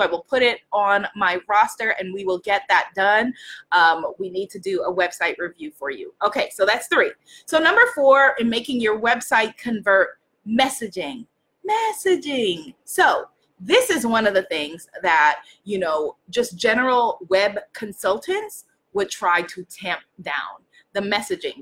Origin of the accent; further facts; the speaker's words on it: New York, United States; I'm from New York. I'm Caribbean. I'm African American